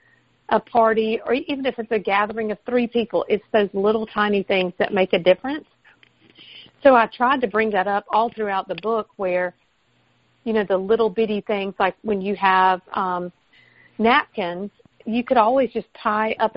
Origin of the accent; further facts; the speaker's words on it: the South, United States; accent: Southern; my Southern accent